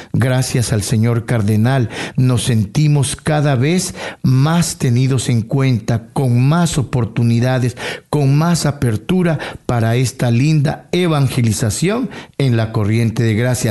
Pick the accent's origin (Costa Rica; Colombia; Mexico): Colombia; Tumaco, Nariño; also born or lived in Amazonas, Colombia; now in Toronto, Canada; En Tumaco es mi tierra natal.